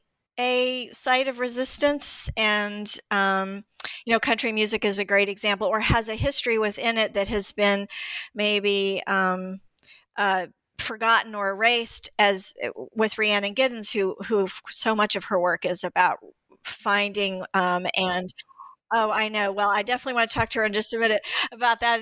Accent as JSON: {"language": "English", "town": "Greensboro", "region": "North Carolina", "country": "United States", "tie": "born or raised there", "said": "I grew up in Greensboro, North Carolina, too"}